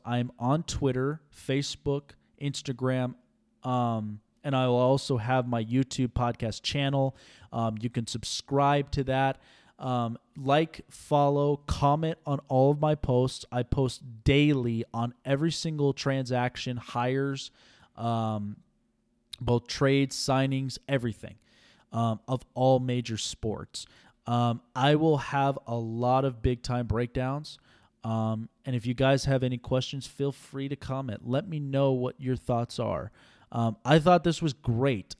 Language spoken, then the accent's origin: English; Las Vegas, Nevada, United States; I was born and raised here in Vegas